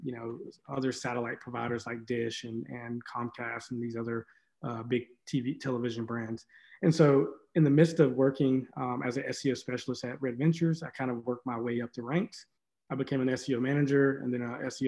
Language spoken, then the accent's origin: English; Maiden, North Carolina, United States; I'm from Maiden, North Carolina